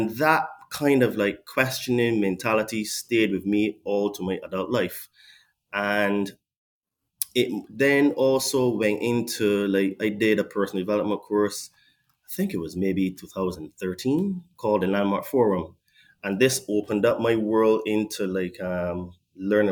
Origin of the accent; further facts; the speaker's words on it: Barbados; now in England; I was born in Barbados